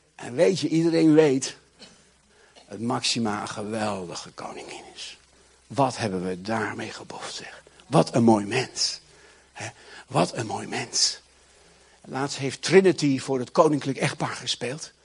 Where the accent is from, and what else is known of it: Netherlands